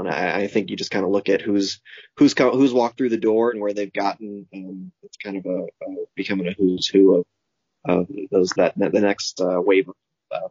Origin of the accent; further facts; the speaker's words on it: St. Louis, Missouri, United States; I grew up in St. Louis as a lifelong fan